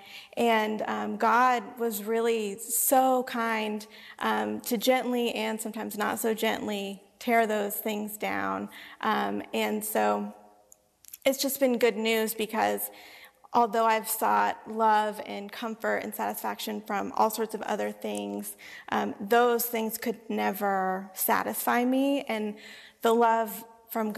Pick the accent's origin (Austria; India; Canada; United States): United States; the South; I grew up in the South where everyone is kind of Christian by default